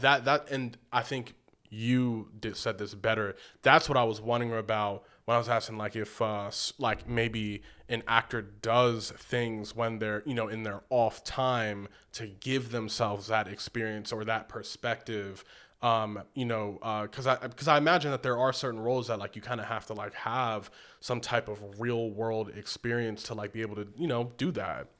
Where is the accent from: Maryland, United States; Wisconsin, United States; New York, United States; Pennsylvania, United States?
Maryland, United States; Baltimore; now in Malibu, United States; I'm from Baltimore